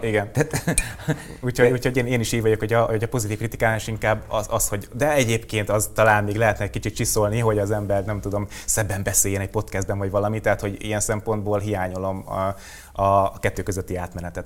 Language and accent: Hungarian; Hungary; vidékre költöztem Alcsodobozra a nagyomámhoz, és ö, ott nőttem föl.